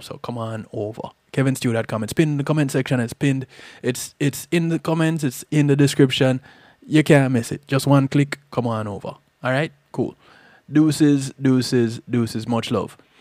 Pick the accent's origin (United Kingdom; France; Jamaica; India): Jamaica; growing up in Jamaica